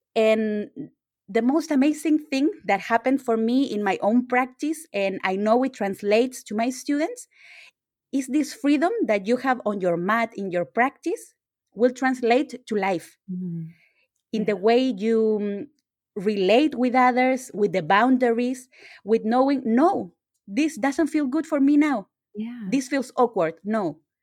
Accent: Chile; I'm from Chile

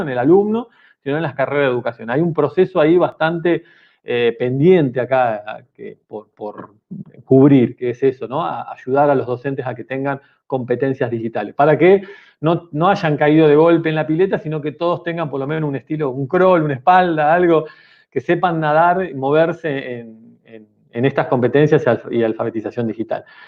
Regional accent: Argentina; yo soy de Argentina, pero el Mar del Plata, la ciudad donde, vivo

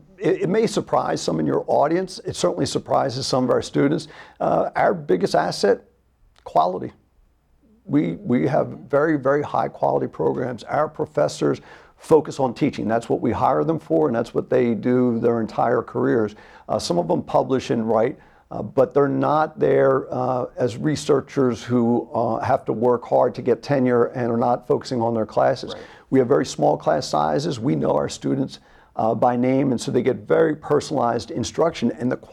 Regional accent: Virginia, United States; moved away as an adult; now in Concord, United States; So we're from Virginia, lived there for 30 years, and we landed here on January 19th, which was the first substantial snow in Concord.

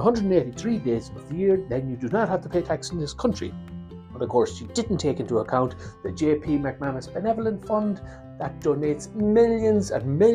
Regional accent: Longford, Leinster, Ireland; I'm from Longford.

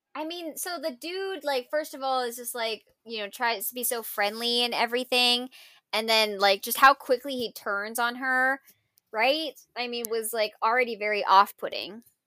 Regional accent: United States; being, you know, quote, ethnic and being American

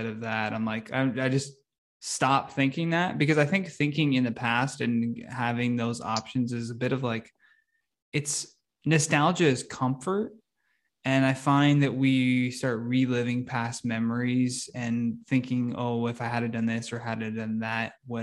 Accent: Brockville, Ontario, Canada; moved away as an adult; also born or lived in Oshawa / Toronto; now in Ottawa, Canada; I'm from Brockville

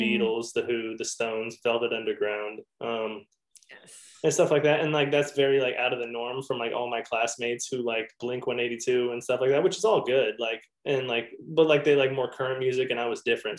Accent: Manhattan Beach, California, United States; I grew up over in Manhattan Beach area

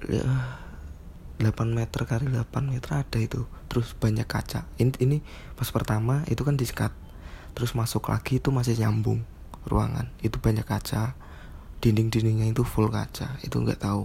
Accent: Wonogiri, Central Java, Indonesia; Aku asli Wonogiri SMK Negeri 2 Wonogiri Dulu lulusan SMK Negeri 2 Wonogiri Teknik Gambar Bangunan

